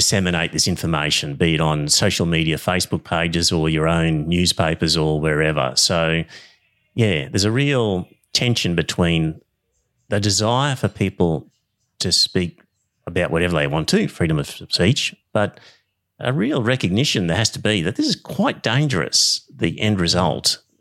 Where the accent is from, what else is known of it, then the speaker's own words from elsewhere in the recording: Queensland, Australia; Bunch of hicks up here